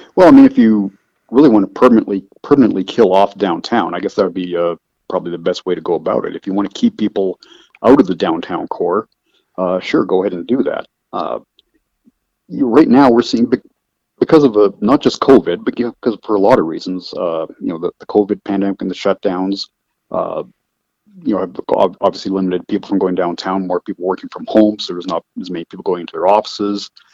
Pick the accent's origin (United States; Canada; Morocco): Canada; Calgary, Alberta; moved away; I'm from Canada. I was born in Calgary, uh, Calgary, Alberta